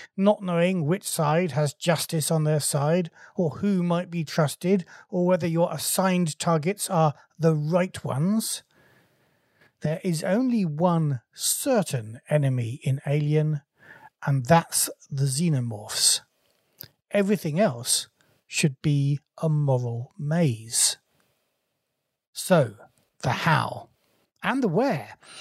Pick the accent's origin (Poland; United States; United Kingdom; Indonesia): United Kingdom; England; as an Englishman